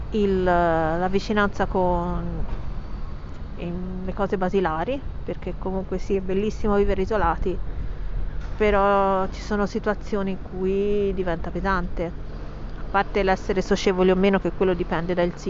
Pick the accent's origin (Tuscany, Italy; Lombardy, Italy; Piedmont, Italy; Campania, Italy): Tuscany, Italy; Pisa; Io sono nata a Pisa, quindi lo so che dall'accento non si direbbe che sono toscana, ma così è.